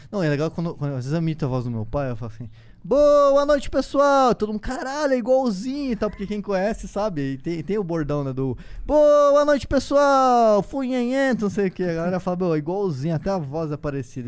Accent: Foz do Iguaçu, Paraná, Brazil; moved away; nasci em Foz do Iguaçu

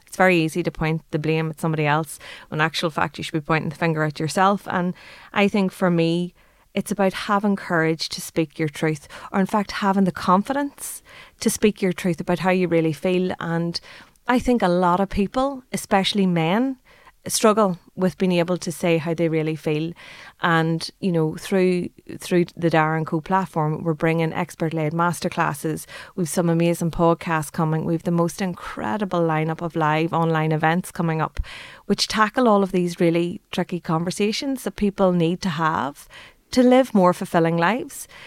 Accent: Ireland; we as Irish people

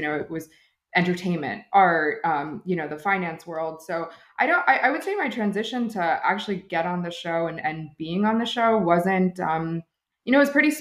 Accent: New Jersey, United States; moved away as an adult; now in New York City, United States; I'm a Jersey girl at heart. So I grew up in New Jersey, but I've lived in New York for most of my adult life.

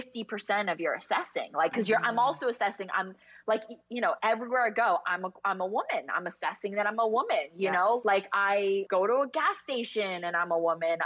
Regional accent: New Jersey, United States; also born or lived in California; I grew up in New Jersey, North Jersey

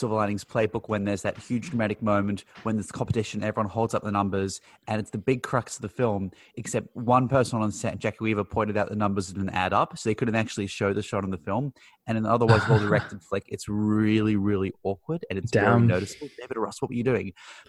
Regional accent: Australia; no, sorry, I'm from Australia.

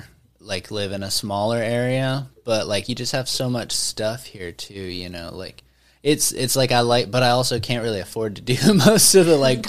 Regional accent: Mena, Arkansas, United States; moved away as an adult; also born or lived in Conway, Arkansas; now in Arlington, United States

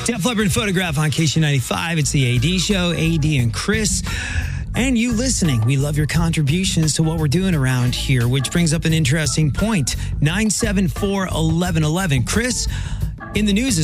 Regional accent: England, United Kingdom; now in St. Louis, United States; growing up in England

